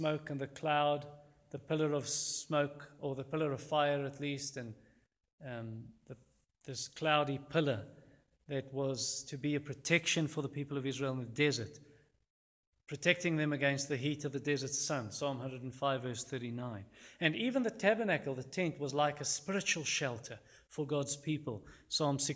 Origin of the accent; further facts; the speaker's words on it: Louis Trichardt, Limpopo, South Africa; I grew up in Lutjegord, a town in the Limpopo province, probably 115 km south of the Zimbabwe border